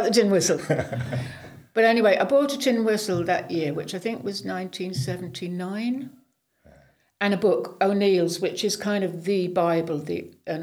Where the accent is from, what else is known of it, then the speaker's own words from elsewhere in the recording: Leigh-on-Sea, East of England, United Kingdom; moved away as an adult; I grew up in Leigh-on-Sea, which is east of London, about 30 miles east of London